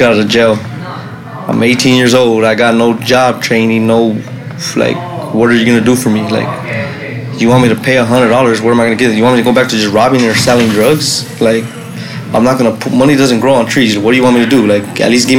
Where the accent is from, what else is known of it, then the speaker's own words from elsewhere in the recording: Los Angeles, California, United States; also born or lived in Long Beach, California; was born in Long Beach Naval Base, but I grew up in East Los Angeles